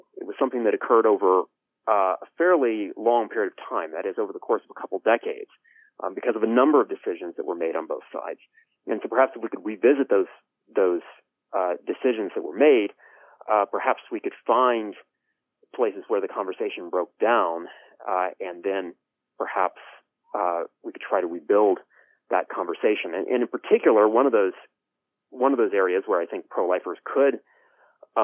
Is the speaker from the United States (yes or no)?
yes; United States